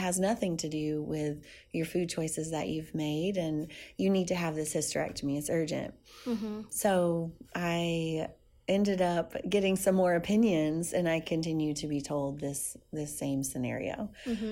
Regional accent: South Louisiana, United States; I'm Cajun from South Louisiana

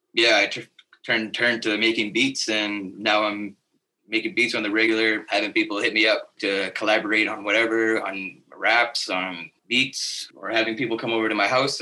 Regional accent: Iqaluit, Nunavut, Canada; also born or lived in Grise Fiord / Toronto / Manitoba / Ottawa; I grew up mostly in Iqaluit most of my life.

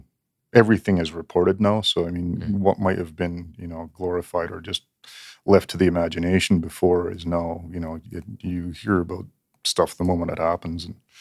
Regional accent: Canada; Because I grew up in Canada and it didn't seem realistic, really.

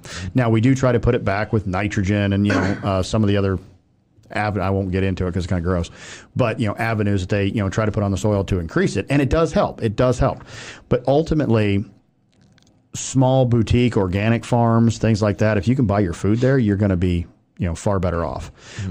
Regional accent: Willshire, Ohio, United States; I grew up in Wilshire, Ohio. So there's like 490 people in that town as a farm town.

